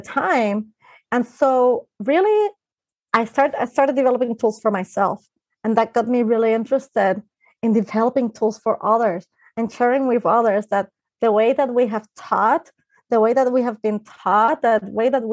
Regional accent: Puerto Rico; I grew up in Puerto Rico, which is an island in the Caribbean

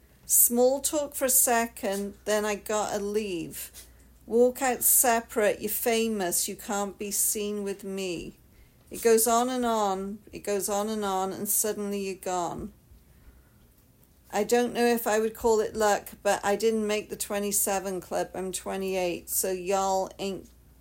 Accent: United Kingdom

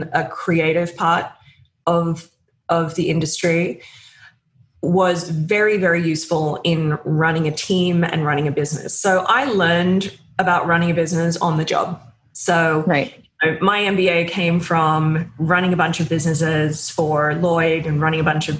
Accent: Australia; moved away as an adult; now in United States; I came over from Australia in my 20s to work at People

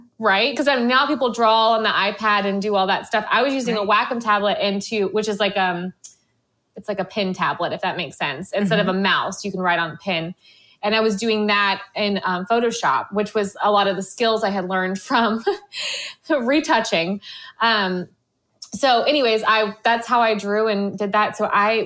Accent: Florida, United States; I'm from Florida

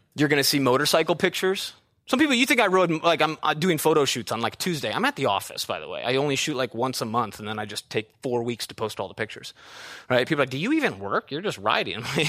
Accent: Midwest, United States; moved away; an actual backyard like I had growing up in the Midwest

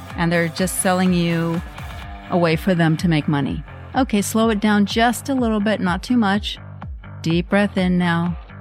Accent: Norway; I grew up in Norway

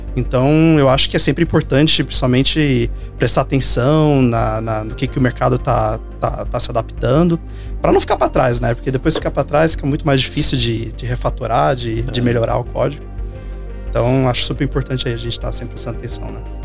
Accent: Minas Gerais, Brazil; moved away; mas de volta em Belo Horizonte também, sou mineiro

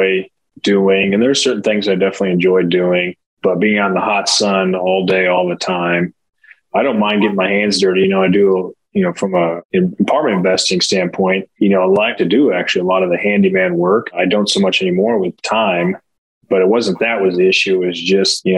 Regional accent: Nebraska, United States; now in Kansas City, United States; I grew up in Nebraska between Lincoln and Omaha

